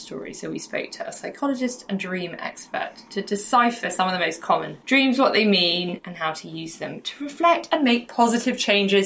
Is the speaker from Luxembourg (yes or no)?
no; England, United Kingdom; as English people